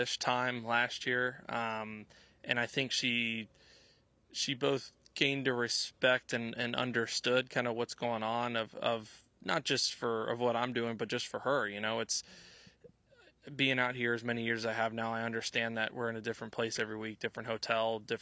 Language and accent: English; Louisville, Kentucky, United States; moved away; also born or lived in Nashville; growing up in Louisville